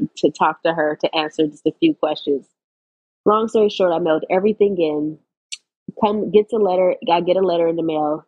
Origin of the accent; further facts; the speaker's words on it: Los Angeles, California, United States; I grew up in Los Angeles, California, about 2 miles from USC.